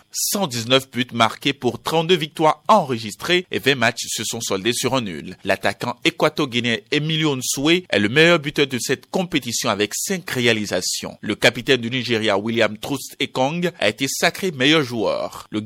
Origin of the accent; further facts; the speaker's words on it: Côte d’Ivoire; C'est pas une surprise pour nous les Ivoiriens. Toi, Ivoiriens, c'est pas une surprise.